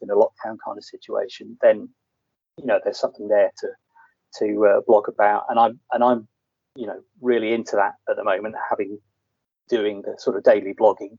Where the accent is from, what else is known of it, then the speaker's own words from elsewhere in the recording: Leeds, Yorkshire and the Humber, United Kingdom; also born or lived in near London; I grew up in Yorkshire. Leeds. I was actually sort of born near London, and then at a very early age, in the early 70s, we moved up to Leeds.